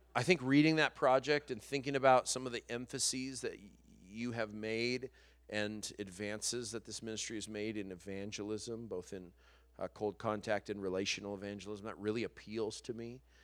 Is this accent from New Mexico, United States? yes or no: yes; New Mexico, United States; moved away as an adult; now in Los Angeles, United States; I'm from New Mexico